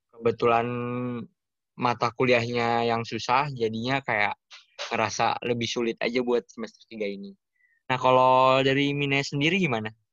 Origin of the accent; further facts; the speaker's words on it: Jakarta, Indonesia; moved away as an adult; now in Jatinangor, Indonesia; aku dari Jakarta